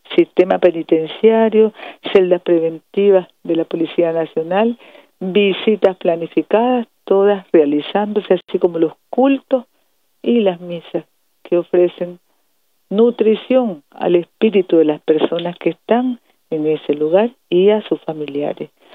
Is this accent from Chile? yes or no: no; Nicaragua; como familia nicaragüense